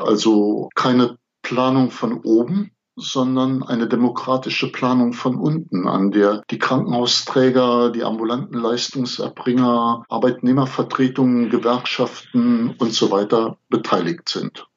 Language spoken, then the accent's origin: German; the area around Cologne, North Rhine-Westphalia, Germany; Ich komme ja aus der Gegend um Köln